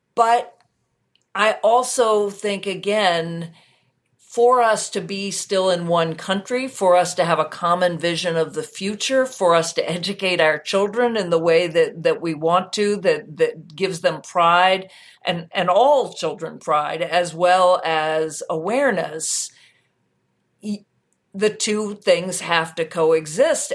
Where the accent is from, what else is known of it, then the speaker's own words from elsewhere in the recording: United States; as an American